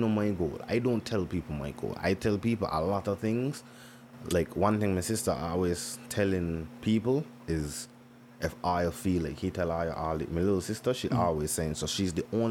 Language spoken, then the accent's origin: English; Nevis, St. Kitts & Nevis; I grew up in Nevis.